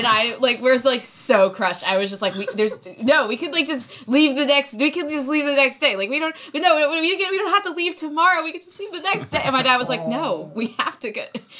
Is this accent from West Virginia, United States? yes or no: no; San Francisco, California, United States; moved away; So when I moved here from Northern California, I'm originally from like the San Francisco area.